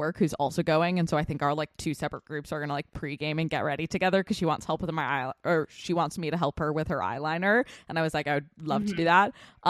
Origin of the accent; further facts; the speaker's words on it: Massachusetts, United States; moved away as an adult; now in New York City, United States; I grew up like in Massachusetts